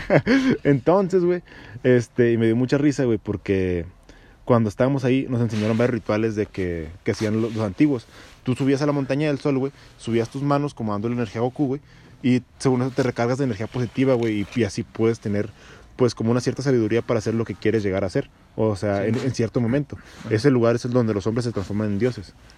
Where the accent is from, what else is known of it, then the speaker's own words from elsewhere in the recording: Santa María, Mexico; yo me siento más orgulloso de ser de aquí de Santa María